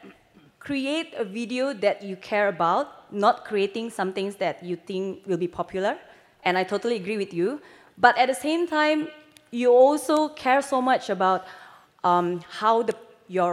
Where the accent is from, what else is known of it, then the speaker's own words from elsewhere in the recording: Indonesia; I'm from Indonesia